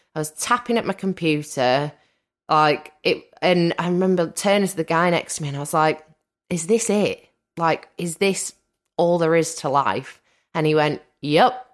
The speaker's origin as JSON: {"language": "English", "region": "Wales", "country": "United Kingdom", "said": "Wales is actually very rural, quite, um, I live by the seaside."}